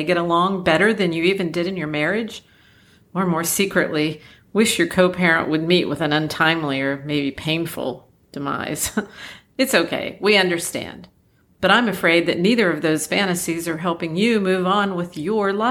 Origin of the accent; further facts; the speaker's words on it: Ohio, United States; That's my home state